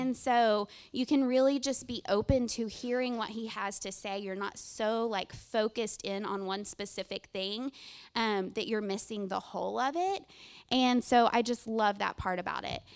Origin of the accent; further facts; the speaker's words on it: Greenville, United States; now in Round Rock, United States; I'm originally from this area. I'm from Greenville